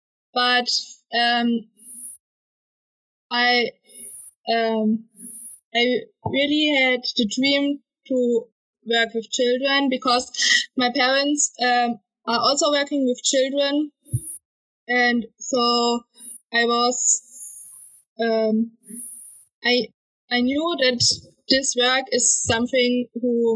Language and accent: English; Southern Germany, Germany; I'm from Germany, the south of Germany